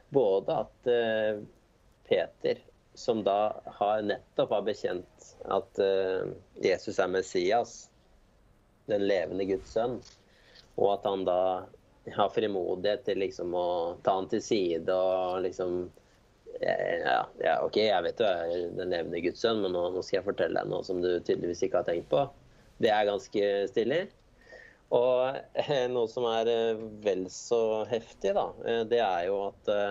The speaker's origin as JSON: {"language": "Norwegian", "town": "Jessheim", "region": "Akershus", "country": "Norway", "moved": "yes", "lives_now": "Hakadal, Norway", "said": "Jeg kommer fra Jessheim. Så det er på andre siden av Romeriksåsen, da."}